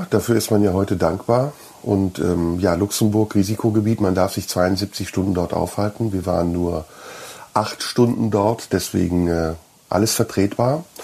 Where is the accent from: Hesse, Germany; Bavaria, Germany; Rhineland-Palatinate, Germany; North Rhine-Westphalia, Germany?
North Rhine-Westphalia, Germany; Neuss; meiner Heimatstadt Neuss.